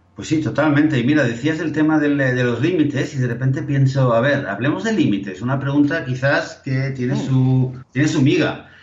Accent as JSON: {"language": "Spanish", "town": "Barcelona", "region": "Catalonia", "country": "Spain", "tie": "born or raised there", "said": "creciendo en Barcelona"}